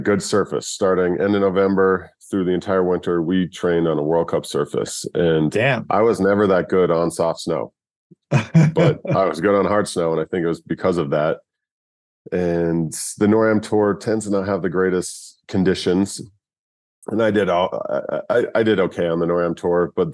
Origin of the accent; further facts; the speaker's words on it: Sundance, Utah, United States; also born or lived in Provo, Utah; I was born in Provo, Utah. At the age of 3 or 4, we moved up to Sundance